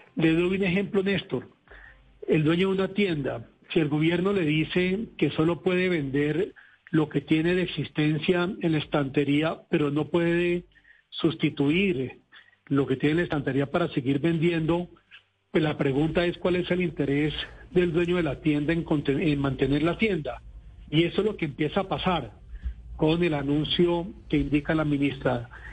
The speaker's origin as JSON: {"language": "Spanish", "country": "Colombia", "said": "somos todos los colombianos"}